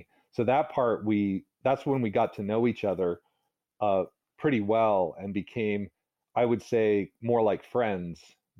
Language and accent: English; the South, United States; because I remember my friends, some of them were racist, you know, because I was growing up in the South.